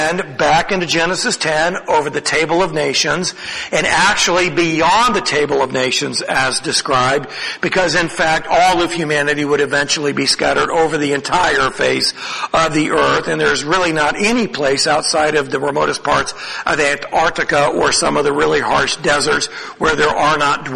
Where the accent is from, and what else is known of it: United States; first language English